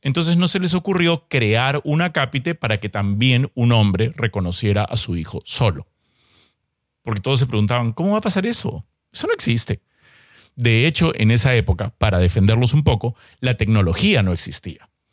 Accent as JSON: {"language": "Spanish", "country": "Peru", "said": "yo soy peruano"}